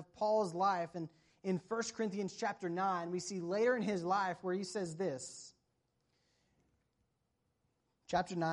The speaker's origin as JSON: {"language": "English", "region": "the South", "country": "United States", "moved": "yes", "said": "I'm from the South where it doesn't really snow"}